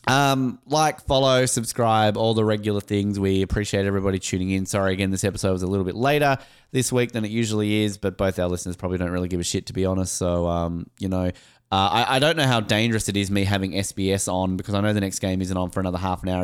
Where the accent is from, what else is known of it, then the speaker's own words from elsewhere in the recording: Australia; I'm an Australian